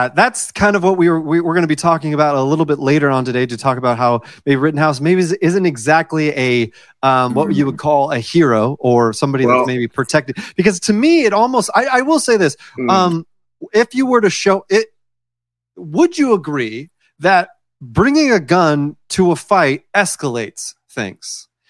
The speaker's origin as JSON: {"language": "English", "country": "United States", "said": "Oh, right. Well, I am American, in case you were wondering."}